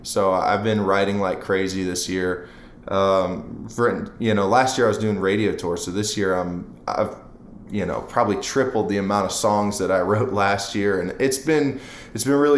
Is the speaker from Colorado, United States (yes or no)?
no; Akron, Ohio, United States; moved away as an adult; now in Nashville, United States; I'm from Akron, Ohio, so I mean, I say Akron, but apparently in my hometown, people have been getting upset with me for saying Akron when it's really, it's like Portage Lakes and Canal Fulton is where I went to high school